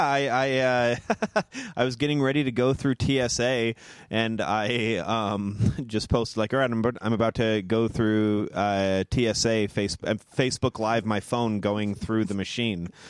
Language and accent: English; Moreno Valley, California, United States; also born or lived in Chicago; now in Los Angeles, United States; Merino Valley, my hometown